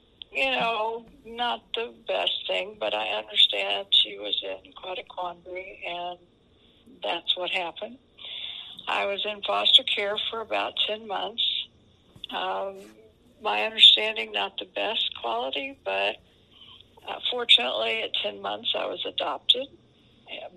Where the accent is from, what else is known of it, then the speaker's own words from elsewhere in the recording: Oklahoma, United States; born in Oklahoma, and I was adopted